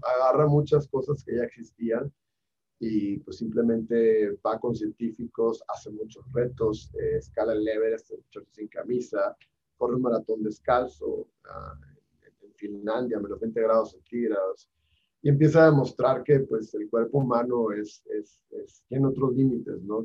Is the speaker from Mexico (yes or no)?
yes; Hermosillo, Sonora, Mexico; moved away as an adult; now in Mexico City, Mexico; yo soy de Hermosillo, pero vivo, llevo acá 10 años